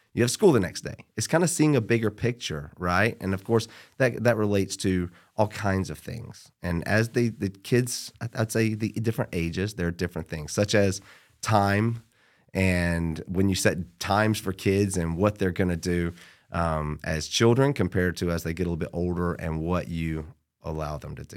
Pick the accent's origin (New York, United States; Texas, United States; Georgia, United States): Georgia, United States; Born and raised in Georgia